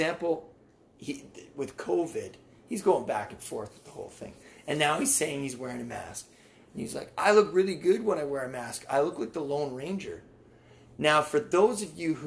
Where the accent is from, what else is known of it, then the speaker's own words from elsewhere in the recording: Canada; we're Canadian